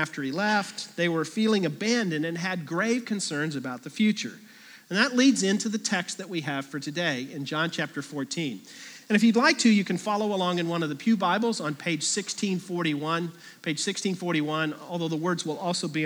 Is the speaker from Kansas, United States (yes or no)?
yes; Kansas, United States; I grew up in Kansas